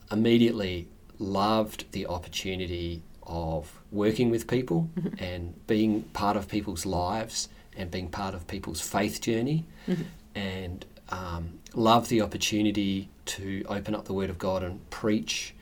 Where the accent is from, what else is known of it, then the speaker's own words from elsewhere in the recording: Clare, South Australia, Australia; I'm a country boy originally, born and bred in Clare in the mid-north.